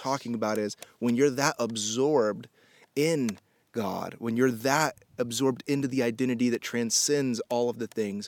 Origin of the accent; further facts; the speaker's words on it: Indianapolis, Indiana, United States; moved away; also born or lived in Miami; I was born in Miami, and then we moved to Indianapolis when I was a kid